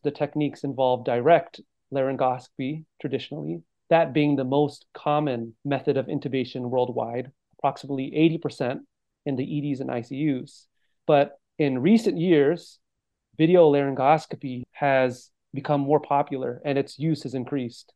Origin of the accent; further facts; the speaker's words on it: Monterey County, California, United States; moved away as an adult; now in San Francisco, United States; I'm originally from the Monterey County in California, born and raised